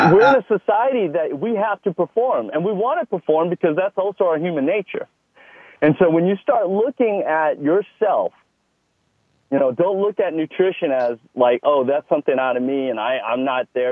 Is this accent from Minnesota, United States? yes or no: no; Texas, United States; accent: Texas; moved away; It was a large part of my life, Texas is. Some people may notice that in my accent.